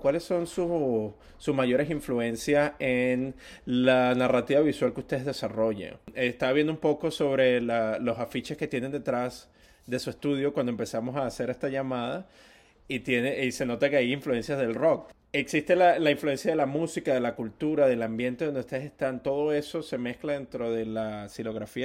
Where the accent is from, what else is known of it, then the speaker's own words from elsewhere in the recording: Venezuela; yo soy venezolano